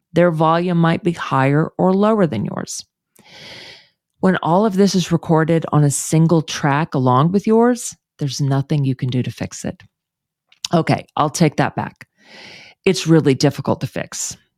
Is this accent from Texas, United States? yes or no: yes; Houston, Texas, United States; moved away; move back to my hometown of Houston